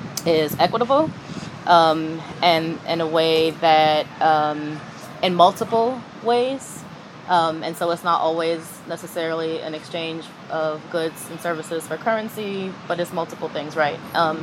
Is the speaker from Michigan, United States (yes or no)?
no; New York City, New York, United States; I'm originally from New York City, the Lower East Side, specifically from Manhattan.